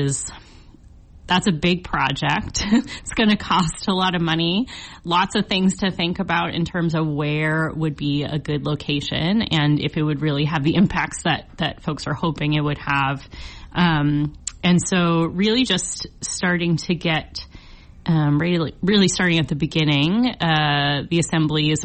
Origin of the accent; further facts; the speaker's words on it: Boston, Massachusetts, United States; now in Juneau, United States; I come from Boston, where lots of tunnels underground to get where you're going